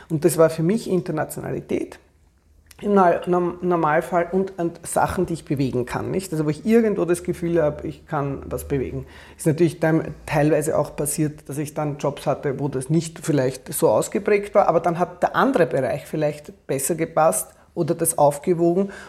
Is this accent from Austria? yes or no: yes; Austria; Wir waren damals als Österreicher noch nicht bei der EU, also das war, war schwierig, auch ins Ausland zu kommen.